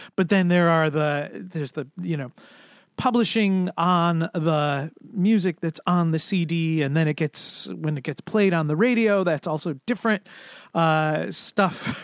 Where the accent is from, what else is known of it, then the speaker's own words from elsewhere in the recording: Connecticut, United States; moved away as an adult; also born or lived in Boston; now in Providence, United States; I grew up in Connecticut